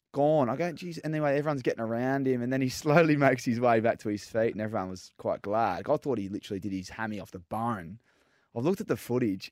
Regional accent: Melbourne, Victoria, Australia; moved away as an adult; also born or lived in Fremantle / Sydney / Perth / Gold Coast; I grew up in Melbourne and obviously went to Freo when I was eighteen

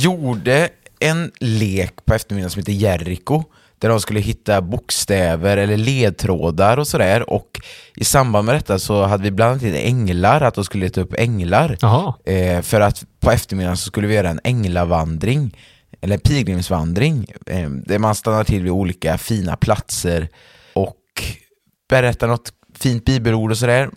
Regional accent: Färgelanda, Västra Götaland, Sweden; min församling som jag är uppväxt i, Färgelanda församling

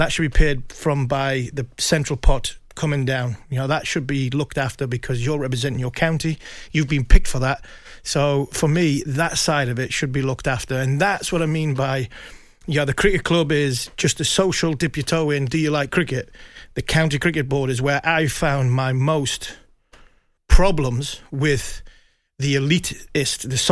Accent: Ashington, North East England, United Kingdom; I'm from Ashington. I was brought up during a mining strike

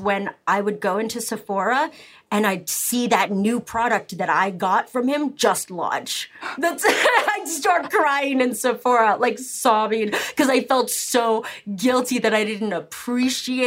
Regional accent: Canada; I'm very Canadian, and I was raised that, like, the other person is more important than you, always

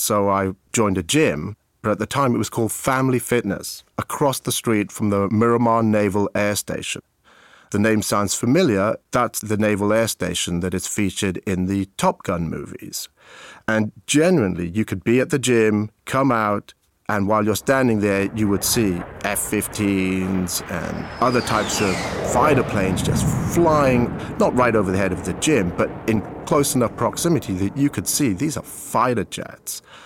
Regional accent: Abergavenny, Wales, United Kingdom; accent: British English; moved away as an adult

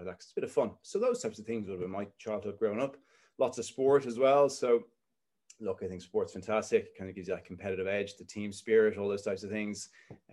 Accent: Dublin, Leinster, Ireland; grew up in Dublin, look south Dublin. I grew up in Rathfarnham

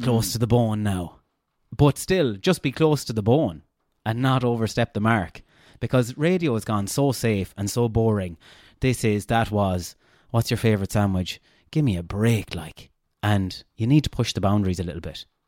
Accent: Castlebar, Connacht, Ireland; accent: Castlebar; also born or lived in Galway; I had too much of a Castlebar accent.

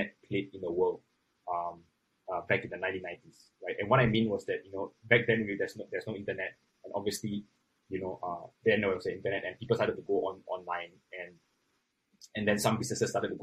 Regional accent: Singapore; As a Singaporean, I think we can do something and we can really put a name on the global map for ourselves

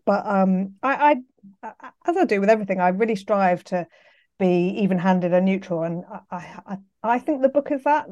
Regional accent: London, United Kingdom; I'm from London, so I went to school, um, Pimlico School just down the road

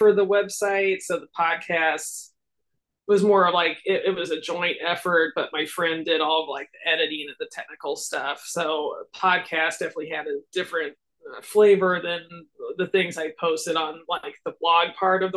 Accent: Lincoln, Nebraska, United States; In Lincoln, Nebraska. So I'm still here.

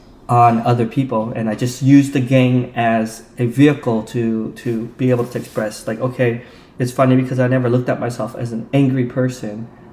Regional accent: Provo, Utah, United States; I grew up in Provo, Utah, which is during that time, it was right after the Vietnam War, so I would not be surprised if we were the very first Vietnamese family there to settle in Utah.

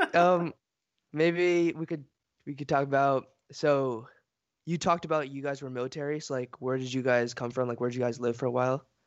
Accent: Fayetteville, United States; also born or lived in Bronx, New York City / Philadelphia; we moved to Philadelphia and then Fayetteville. I've been here, I think, fif-, fourteen, fifteen years.

